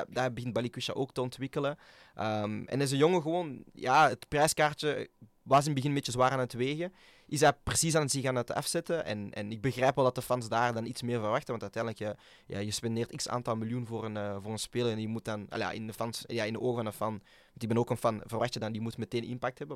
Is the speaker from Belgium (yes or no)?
yes; Antwerp, Flanders, Belgium; als Antwerpenaar